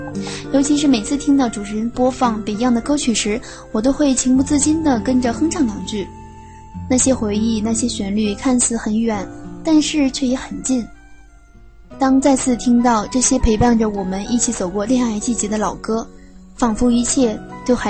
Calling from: Tokyo, Japan; 大家好，我是来自东京的听友…。

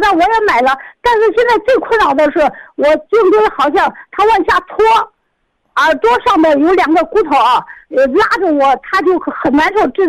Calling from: Xi'an, Shaanxi, China; 我是西安的

